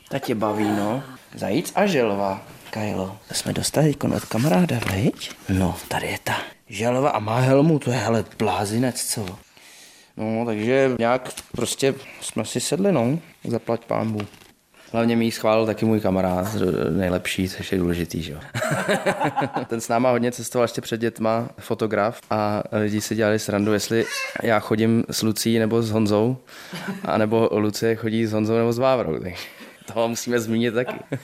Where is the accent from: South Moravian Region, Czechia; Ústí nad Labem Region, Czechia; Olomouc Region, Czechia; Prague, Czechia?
Prague, Czechia; jsem Pražák